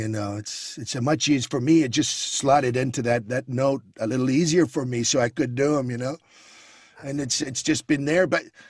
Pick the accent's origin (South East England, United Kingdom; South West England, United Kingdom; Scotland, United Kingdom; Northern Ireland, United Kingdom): Scotland, United Kingdom; And I'm Scottish. I'm very passionate about what's happening there, you know.